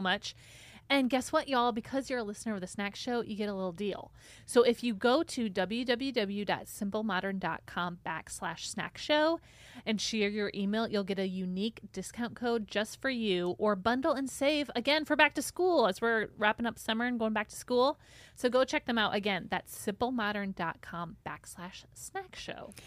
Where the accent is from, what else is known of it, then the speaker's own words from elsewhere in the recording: Michigan, United States; moved away; growing up in Michigan